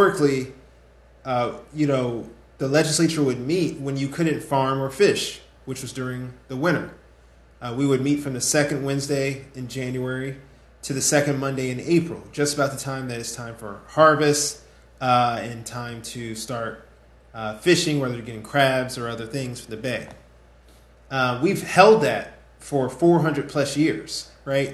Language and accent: English; Prince George's County, Maryland, United States; I was born and raised in Prince George's County